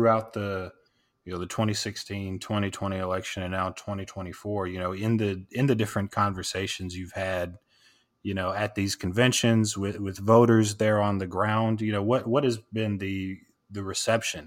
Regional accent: the South, United States; now in Texas, United States; I'm born and raised in the South

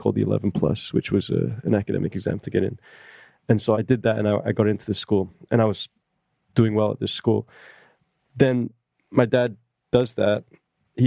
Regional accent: Malaysia; moved away; I was from Malaysia

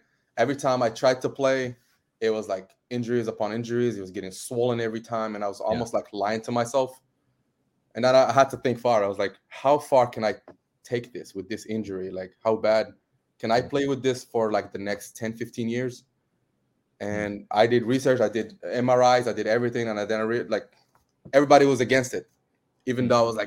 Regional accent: Morocco; moved away as an adult; now in Canada; I'm from Morocco. I immigrated to Canada at 18.

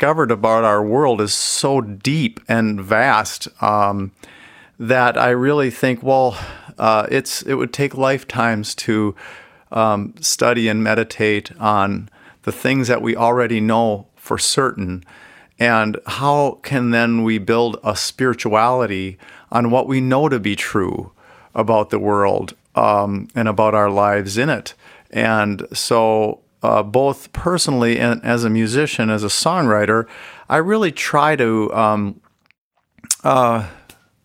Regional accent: Minnesota, United States; I grew up Catholic in Minnesota

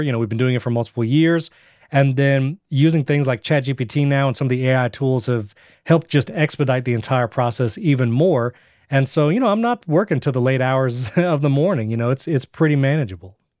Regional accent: Fishkill, New York, United States; moved away as an adult; also born or lived in Brooklyn, New York; now in Florida, United States; I'm originally from New York. That's where I was born and grew up.

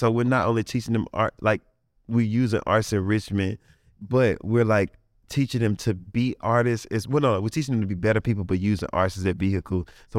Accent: Coldwater, Mississippi, United States; I'm from Coldwater, Mississippi, so we didn't have nothing. We didn't have no arts, nothing.

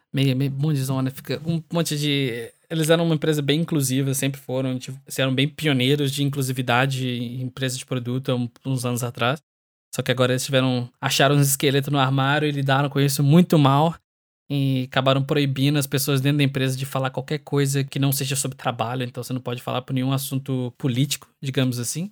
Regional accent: Brazil; moved away; sendo brasileiro

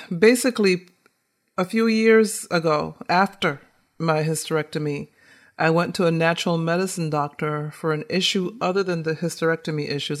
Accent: right outside of Boston, Massachusetts, United States; also born or lived in Caribbean; growing up in Massachusetts, right outside of Boston.

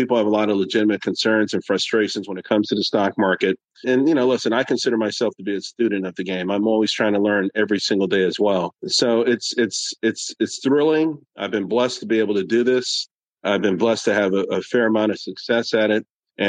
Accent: New York, United States; born there; also born or lived in Pittsburgh / Texas / Germany / Japan; I was born in New York. Then we moved to Pittsburgh. Then we moved to Texas. Then we moved to Germany. We moved back to Pittsburgh. Then we moved to Japan, back to Texas, Alabama, North Carolina, and Virginia.

